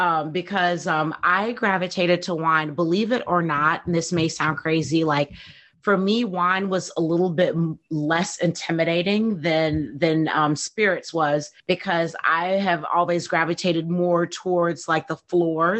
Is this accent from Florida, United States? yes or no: no; St. Louis, Missouri, United States; moved away as an adult; also born or lived in Chicago; I was born and raised in St. Louis, Missouri, and I moved to Chicago in 2002